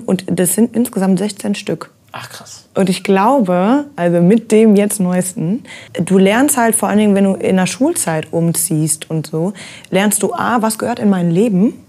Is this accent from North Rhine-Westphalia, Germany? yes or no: yes; Ruhr area, North Rhine-Westphalia, Germany; wo ich herkomme, so ja. dieses Ruhrgebietsding